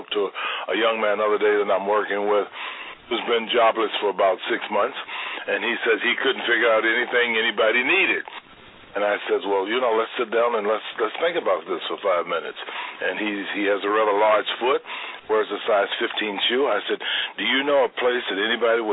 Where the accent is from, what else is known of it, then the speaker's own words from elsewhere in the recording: Louisville, Kentucky, United States; now in Chicago, United States; I'm from Louisville, Kentucky. I grew up, as my neighbors would say, dirt poor.